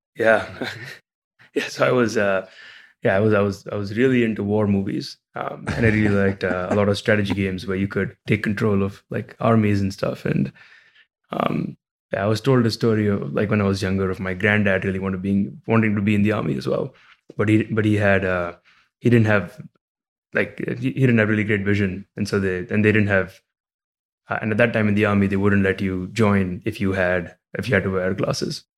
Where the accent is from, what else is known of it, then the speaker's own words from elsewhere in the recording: Mumbai, Maharashtra, India; moved away as an adult; also born or lived in Illinois, United States; now in United States; I, I grew up in India, in Mumbai